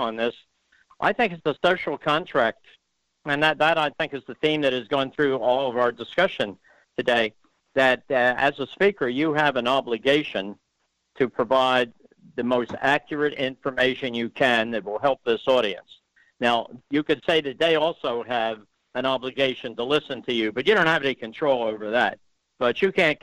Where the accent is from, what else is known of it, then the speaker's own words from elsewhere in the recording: Philadelphia, Pennsylvania, United States; I'm from Philadelphia, and we Philadelphians do tend to speak with a bit of nasality in our voice